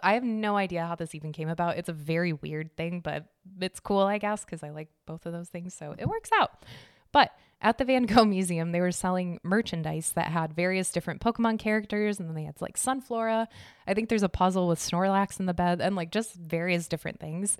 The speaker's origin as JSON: {"language": "English", "region": "Arizona", "country": "United States", "said": "I'm from Arizona"}